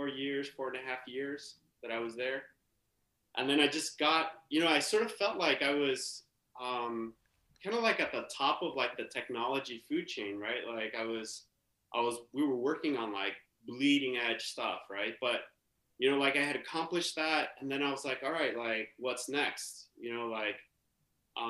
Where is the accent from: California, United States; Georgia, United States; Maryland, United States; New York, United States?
California, United States; San Pablo; also born or lived in Oakland, California / Germany; I grew up in the East Bay. Grew up in San Pablo, California